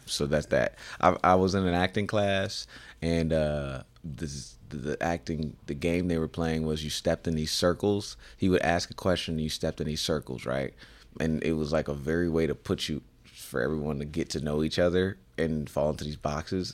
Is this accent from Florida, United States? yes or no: no; Illinois, United States; I grew up in Illinois